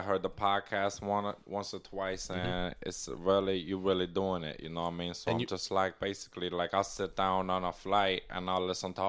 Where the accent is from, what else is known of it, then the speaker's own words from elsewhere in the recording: Primm, Nevada, United States; Prim. I'm from Prim, Nevada.